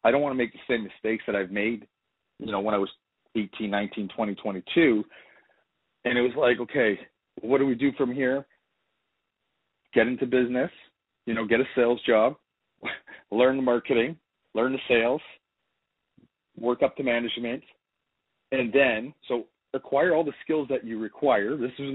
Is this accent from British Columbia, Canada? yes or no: no; Timmins, Ontario, Canada; I come from Ontario, Canada, small little city. Timmins, Ontario, 45,000 our population.